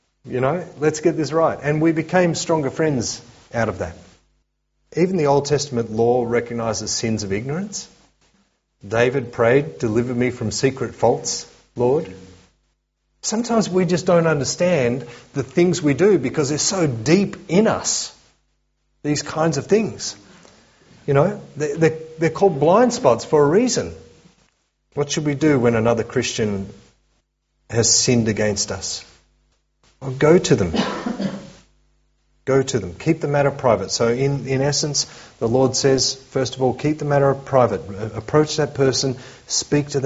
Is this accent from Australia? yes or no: yes; Australia; as we Aussies